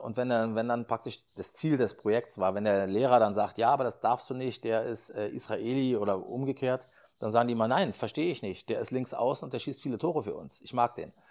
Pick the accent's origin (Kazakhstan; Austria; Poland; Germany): Germany; Berlin; ich komme ja aus Berlin